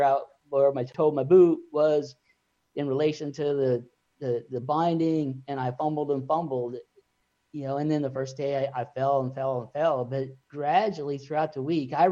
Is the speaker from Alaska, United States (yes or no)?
yes; Juneau, Alaska, United States; I grew up in Juneau, Alaska, which is in Southeast Alaska.